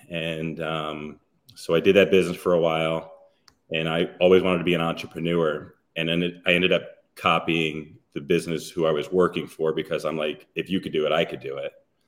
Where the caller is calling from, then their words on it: Aventura, Florida, United States; In Miami or Aventura, Florida, which is North Miami.